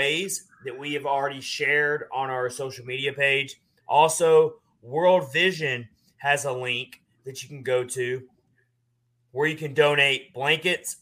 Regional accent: the South, United States; growing up in the South

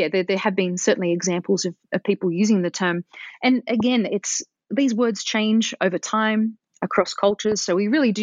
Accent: Australia; moved away; growing up in Australia

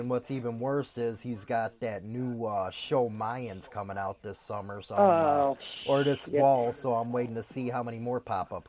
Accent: Chicago, Illinois, United States; I'm from Chicago

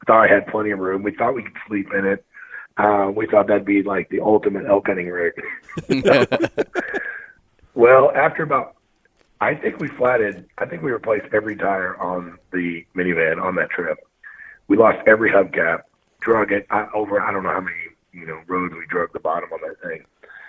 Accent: Missouri, United States; Oh yeah, I'm born and raised from Missouri.

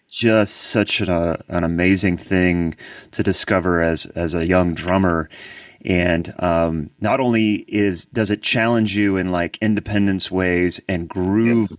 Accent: Columbus, Ohio, United States; now in Nashville, United States; I've been here for 23 years, but I'm I'm originally from Columbus, Ohio

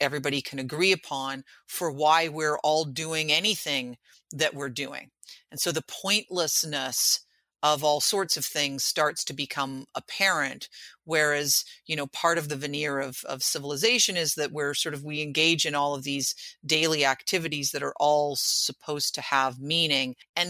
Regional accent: New York City, New York, United States; And I can tell you that, like, you know, as a New Yorker, I have never been to the 9/11 museum.

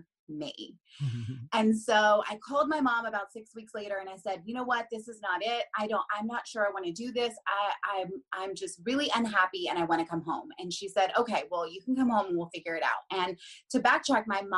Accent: Huntington, West Virginia, United States; moved away as an adult; also born or lived in North Carolina; now in Philadelphia area, United States; I'm originally from Huntington, which is kind of like on the border of Kentucky and Ohio

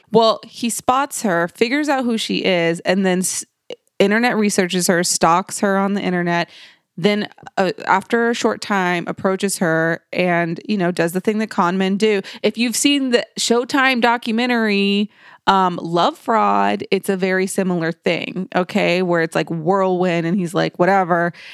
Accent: Dallas, Texas, United States; I'm originally from South Dallas

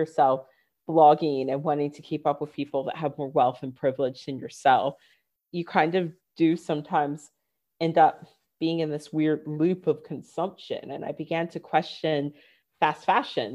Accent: Northern Virginia, United States; moved away; also born or lived in London; I grew up in Northern Virginia, super affluent

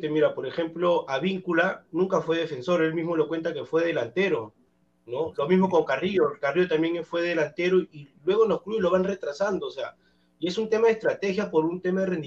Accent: Chincha Alta, Ica, Peru; now in Callao, Peru; natural de Chincha, pero vivo en el rico Callao, en Colonia.

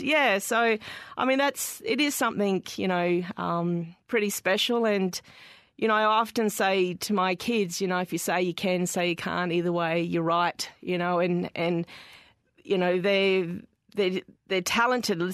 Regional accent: Darwin, Northern Territory, Australia; growing up in Darwin

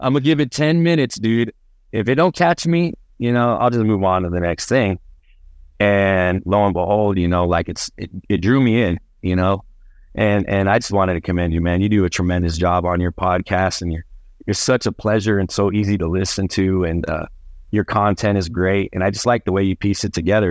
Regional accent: Albuquerque, New Mexico, United States; also born or lived in Phoenix, Arizona; I was born here in Albuquerque, but my family, uh, hails from the northern part of the state, a place called Las Vegas, New Mexico

